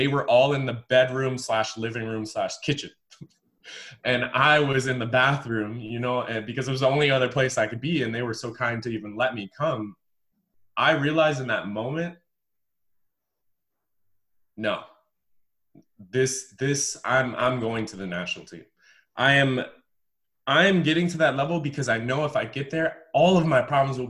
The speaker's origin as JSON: {"language": "English", "town": "Greeley", "region": "Colorado", "country": "United States", "tie": "born or raised there", "also_born_or_lived": "Durango, Colorado", "said": "I was born in Greeley, Colorado, which is a really smelly mining town up north in Colorado."}